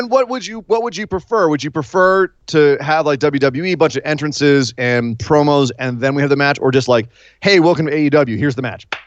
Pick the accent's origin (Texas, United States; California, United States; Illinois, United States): California, United States; San Francisco; my hometown of San Francisco, or home area of San Francisco, the, up in the Bay Area